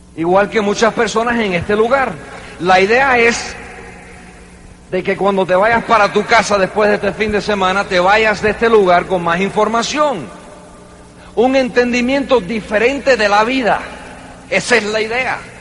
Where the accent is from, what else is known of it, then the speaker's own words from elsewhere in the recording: New York, United States; Se fue para Nueva York, donde yo nací, en el 47